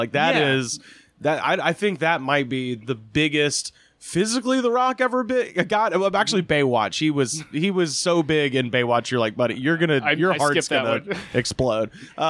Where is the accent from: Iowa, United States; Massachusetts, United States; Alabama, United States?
Alabama, United States; Auburn; I grew up in Auburn, Alabama